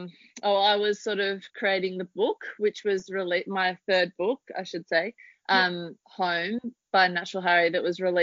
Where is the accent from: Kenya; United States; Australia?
Australia; between Inverleigh and Winchelsea, on the way to Hamilton, Victoria; also born or lived in Carlton, Melbourne; I grew up on my grandparents' farm, actually. We grew up in a cottage next door to them, which was an epic childhood